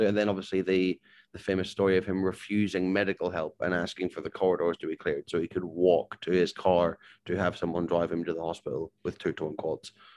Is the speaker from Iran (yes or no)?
no; Northern Ireland, United Kingdom; moved away as an adult; also born or lived in Portsmouth; growing up in Ireland